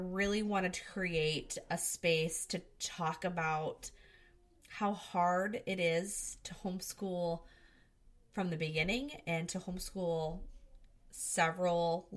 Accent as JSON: {"language": "English", "region": "Michigan", "country": "United States", "said": "I am from Michigan"}